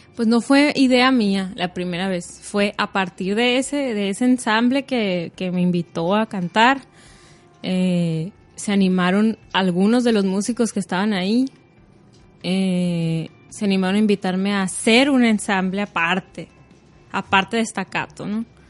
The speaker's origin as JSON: {"language": "Spanish", "town": "Hermosillo", "region": "Sonora", "country": "Mexico", "tie": "born or raised there", "said": "nací aquí en Hermosillo"}